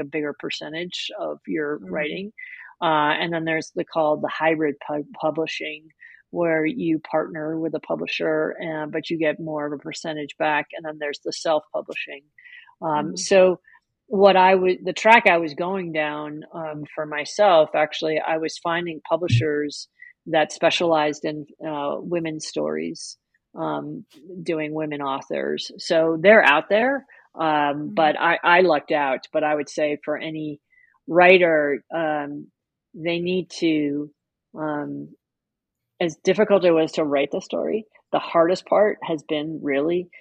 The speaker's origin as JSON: {"language": "English", "town": "New York City", "region": "New York", "country": "United States", "tie": "born or raised there", "said": "I grew up in New York City"}